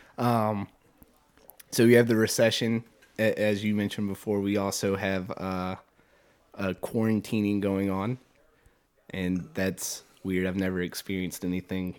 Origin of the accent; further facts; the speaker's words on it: Richmond, Virginia, United States; also born or lived in Farmville, Virginia; was born and raised in Richmond, Virginia. Never I've never lived outside of Richmond my entire life